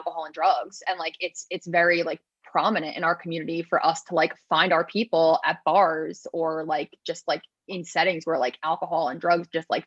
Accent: New Jersey, United States; I'm from New Jersey

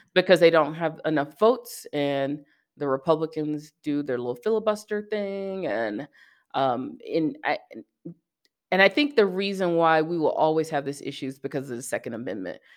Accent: the South, United States; growing up in the South

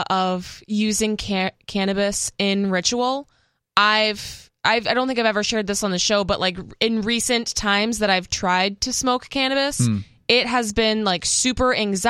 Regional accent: Massachusetts, United States; moved away; The town I grew up in Massachusetts was a dry town.

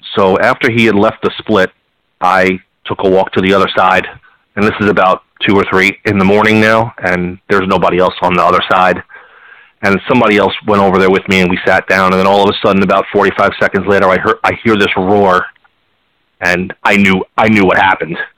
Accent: Northeast, United States; we're all from the Northeast

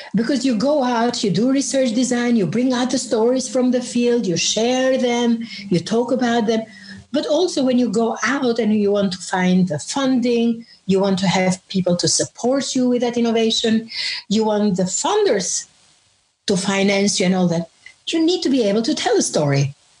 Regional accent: Albania; moved away as an adult; now in London, United Kingdom; I grew up in Albania, and that was under communism

